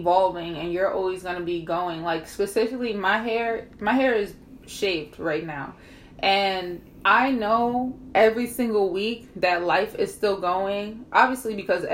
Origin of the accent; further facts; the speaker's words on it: Jersey City, New Jersey, United States; I was born in 1994 in Jersey City, New Jersey